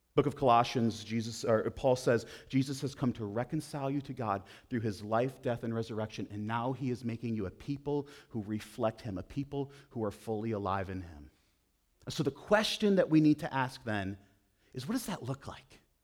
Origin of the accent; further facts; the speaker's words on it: Buffalo, New York, United States; moved away; I grew up outside of Buffalo, New York